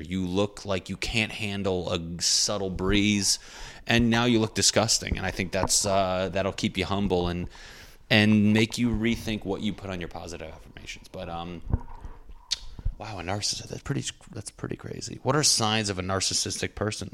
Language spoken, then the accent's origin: English; New England, United States; I'm from New England.